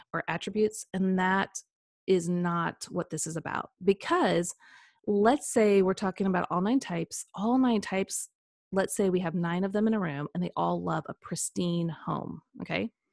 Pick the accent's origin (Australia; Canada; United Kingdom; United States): United States; Kansas City; also born or lived in Saint Louis; now in Franklin, United States; I grew up in the Midwest, so a lot of flatlands, um, so I grew up in Kansas City